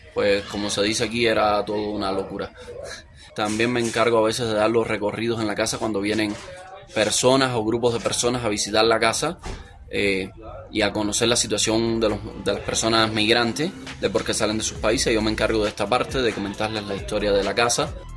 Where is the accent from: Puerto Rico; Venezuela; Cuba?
Cuba; moved away as an adult; now in Mexico City, Mexico; soy de origen cubano